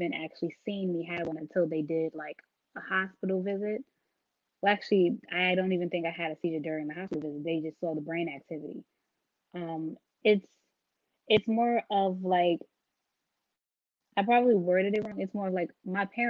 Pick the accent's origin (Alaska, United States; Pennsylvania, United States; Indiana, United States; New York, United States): New York, United States; New York City; I'm from Brooklyn, so took a lot of mass transportation